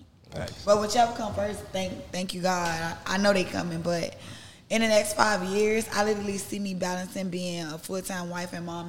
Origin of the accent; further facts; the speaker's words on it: Miami, Florida, United States; I'm from Miami.